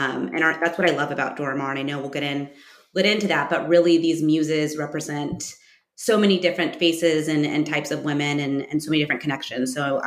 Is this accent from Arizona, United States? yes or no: yes; Arizona, United States; moved away; also born or lived in Los Angeles; I grew up on the West Coast. Well, I don't know if you consider Arizona West Coast, but for New Yorkers, it's the West Coast. So yes. I grew up in Arizona